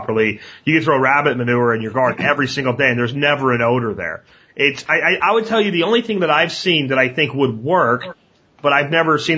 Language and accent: English; Pennsylvania, United States; I grew up in Pennsylvania.